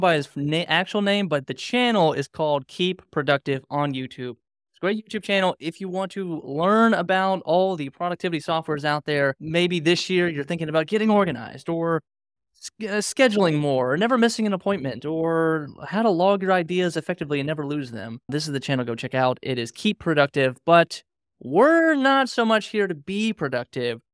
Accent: Reston, Virginia, United States; I'm from Reston, Virginia

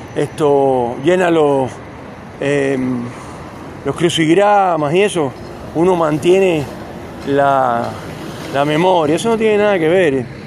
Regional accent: Cuba; now in Neuquén, Argentina; yo nací en Cuba

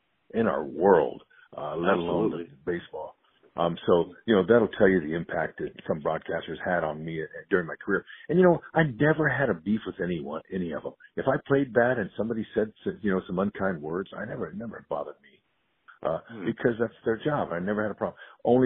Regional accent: Fresno, California, United States; moved away as an adult; growing up in Fresno, California

